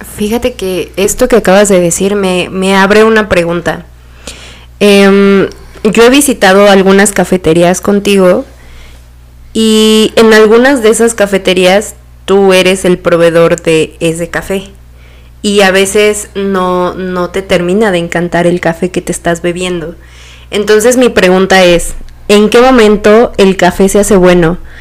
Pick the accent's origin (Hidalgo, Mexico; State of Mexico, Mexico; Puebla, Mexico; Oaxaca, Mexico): Oaxaca, Mexico; Silacayoapan; los dos somos de Oaxaca. René es de una parte que se llama Tlajiaco y yo soy de Silacayoapan